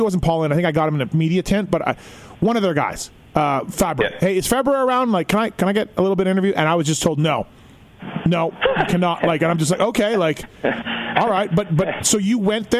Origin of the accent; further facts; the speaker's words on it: Canada; I'm Canadian.